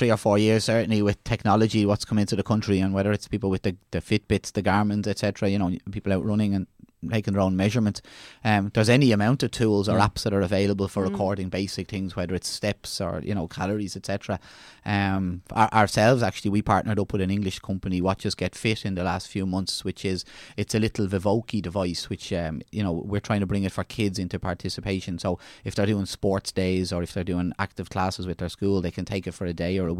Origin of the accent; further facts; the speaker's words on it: Ireland; It's as Irish people go abroad and see the standard of what's food, what's healthy food, what's leisure facilities, we're bringing that back and expecting it in Ireland, okay?